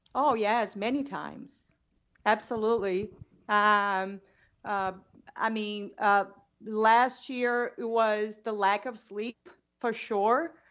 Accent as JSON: {"language": "English", "region": "Rio de Janeiro", "country": "Brazil", "tie": "born or raised there", "also_born_or_lived": "Boston", "second_language": "English", "moved": "as an adult", "lives_now": "Bend, Oregon, United States", "said": "I grew up in Rio de Janeiro."}